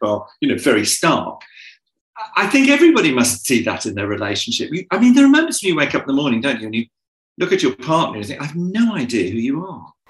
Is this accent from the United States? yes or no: no; United Kingdom; I'm European, and he's Nigerian, and I'm British